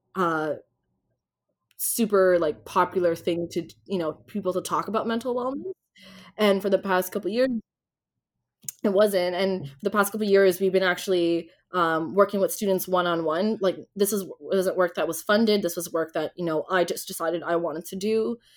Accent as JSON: {"language": "English", "region": "Ontario", "country": "Canada", "tie": "born or raised there", "said": "I grew up in Ontario"}